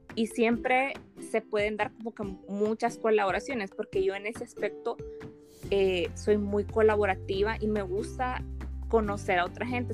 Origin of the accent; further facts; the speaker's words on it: El Salvador; soy del Salvador